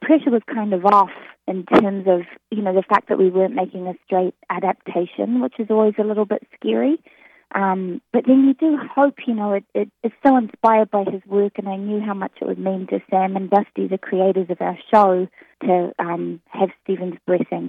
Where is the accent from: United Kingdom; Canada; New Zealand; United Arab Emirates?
New Zealand; accent: New Zealand; moved away; I'm from New Zealand